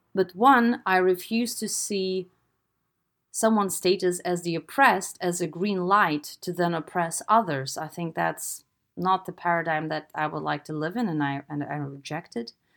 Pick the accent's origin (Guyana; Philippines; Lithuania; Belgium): Lithuania; I'm from Eastern Europe. I'm from Lithuania